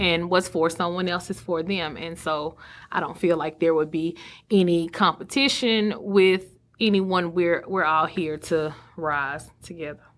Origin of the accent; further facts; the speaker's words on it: Sulphur Springs, Texas, United States; moved away as an adult; also born or lived in Mesquite, Texas / Dallas, Texas; now in Greenville, United States; Silver Springs being my hometown